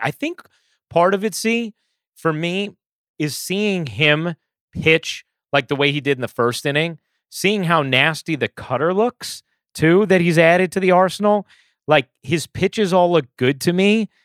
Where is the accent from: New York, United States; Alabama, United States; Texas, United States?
New York, United States; growing up in New York